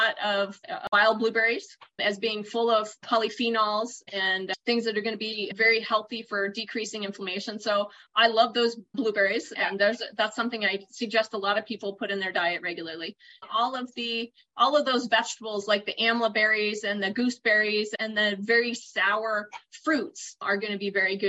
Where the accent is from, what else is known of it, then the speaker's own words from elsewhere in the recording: Boston, Massachusetts, United States; moved away as an adult; also born or lived in New Jersey; So I grew up in the East Coast. I grew up in Boston.